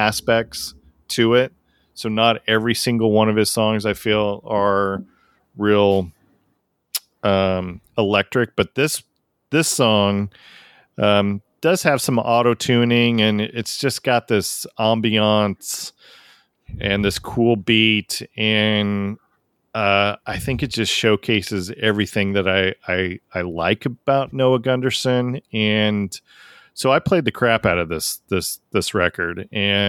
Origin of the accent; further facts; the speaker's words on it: Tacoma, Washington, United States; moved away; Every time that I go back to Washington State, so, you know, I grew up in Tacoma